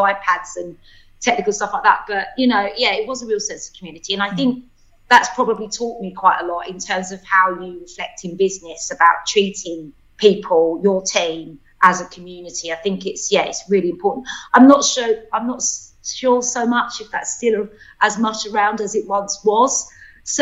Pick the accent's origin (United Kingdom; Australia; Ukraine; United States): United Kingdom; London; I grew up in Bethnal Green, my mum and dad, my brother.